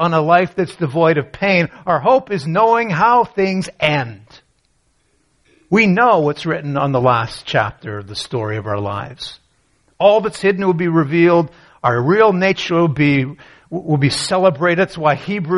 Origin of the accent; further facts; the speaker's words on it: Canada; I grew up in Canada